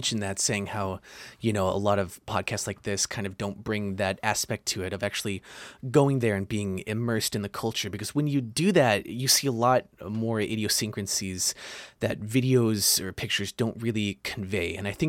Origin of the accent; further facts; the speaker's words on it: East Tennessee, United States; growing up in East Tennessee, there's not many opportunities, many chances to kind of be involved in that.